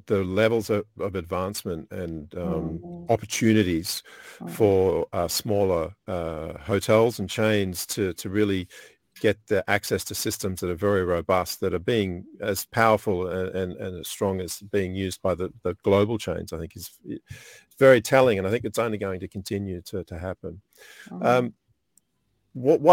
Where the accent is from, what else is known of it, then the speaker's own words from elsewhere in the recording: Australia; from Radisson Blu in Australia. So my hometown or my country.